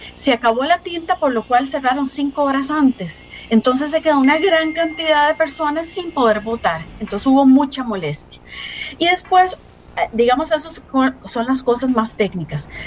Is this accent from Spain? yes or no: no; Costa Rica; nosotros como costarricenses